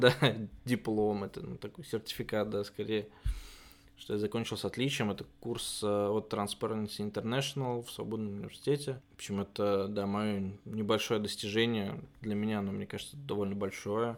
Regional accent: Oryol, Oryol Oblast, Russia; moved away as an adult; also born or lived in Georgia; now in Germany; вернуться в родной город и работать именно оттуда

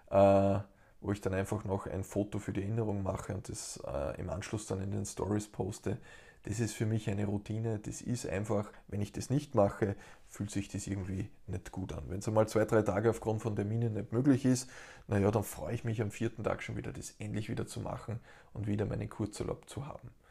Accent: Steyr, Upper Austria, Austria; Ich kann bei uns in Steyr in Oberösterreich das herrliche Flussrauschen genießen.

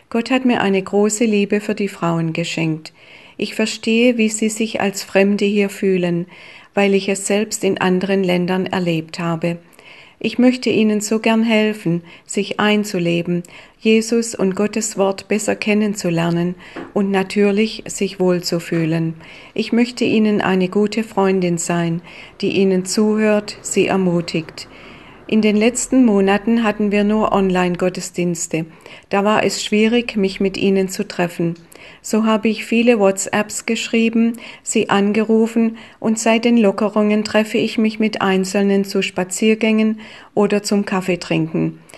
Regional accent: Germany; moved away as an adult; Ich habe Deutschland verlassen, als ich etwa 22 Jahre alt war. Als ich das erste Mal in meine Heimatstadt zurückkam, sah ich sie mit anderen Augen.

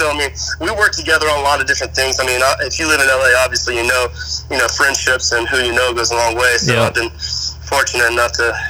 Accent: South Carolina, United States; moved away as an adult; now in Los Angeles, United States; I'm originally from South Carolina, but I've been in Los Angeles for 13 years now.

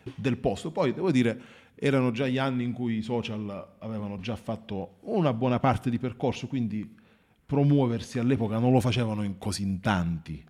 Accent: Marconia, Basilicata, Italy; sono di Marconia, sono originario di Marconia

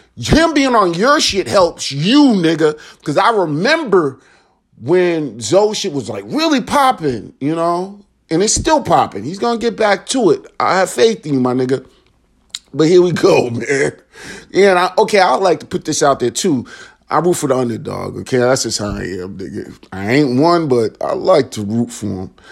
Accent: Chicago, Illinois, United States; moved away; Chicago, my hometown

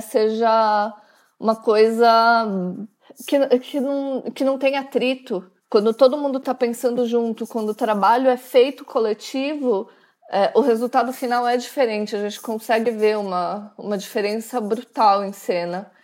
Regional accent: Vinhedo, São Paulo, Brazil; moved away as an adult; now in Milan, Italy; eu sou de Vinhedo

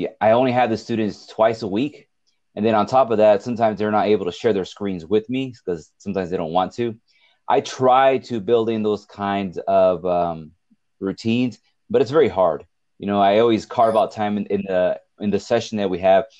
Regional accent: Richgrove, California, United States; also born or lived in Bakersfield, California / Fresno, California; I was raised in Richgrove, which is by Delano

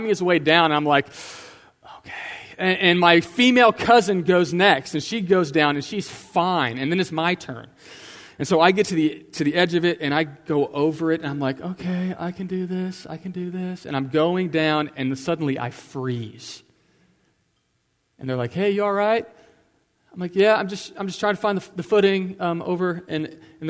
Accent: Houston, Texas, United States; I'm from Houston, I'm from Flatlands

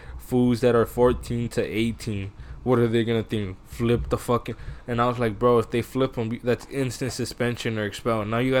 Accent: Porterville, California, United States; also born or lived in Iowa; when we came back from Iowa, and we moved back to Porterville

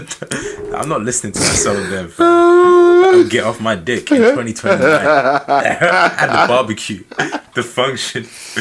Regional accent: London, United Kingdom; we're from East London. Like, we grew up doing that in school.

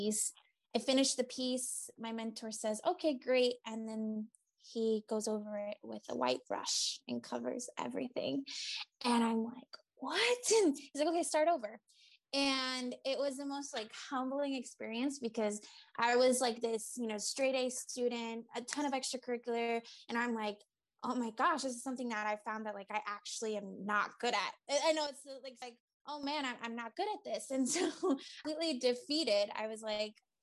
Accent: Boston area, Massachusetts, United States; around the Boston area, in my hometown.

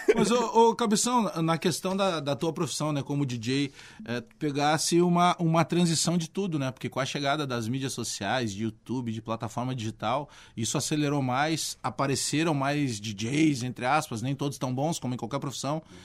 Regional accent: Porto Alegre, Rio Grande do Sul, Brazil; eu me criei na Restinga

